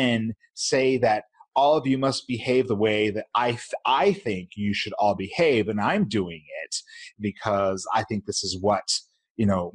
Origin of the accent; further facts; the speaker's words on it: Utah, United States; growing up in Utah here, the predominant faith is Mormonism.